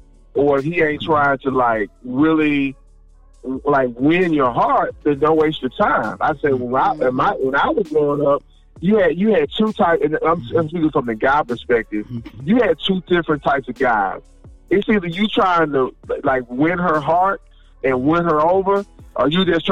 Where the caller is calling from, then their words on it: Houston, Texas, United States; calling from Houston, Texas.